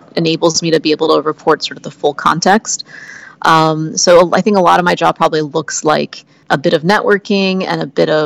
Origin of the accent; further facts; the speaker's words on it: Oklahoma, United States; I grew up in Oklahoma